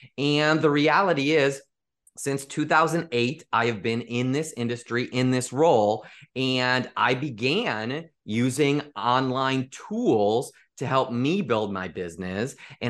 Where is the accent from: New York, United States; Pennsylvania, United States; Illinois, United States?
Illinois, United States; Chicago; He was a sales manager in the Midwest because I grew up in the Chicagoland area.